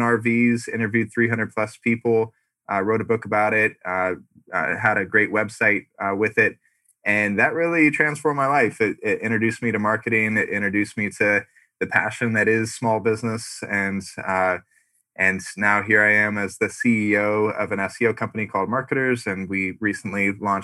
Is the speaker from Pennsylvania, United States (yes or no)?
no; Sonoma County, California, United States; moved away as an adult; also born or lived in Arizona; now in Scottsdale, United States; Originally from Sonoma County, which is an hour north of San Francisco. Moved down to Arizona to go to U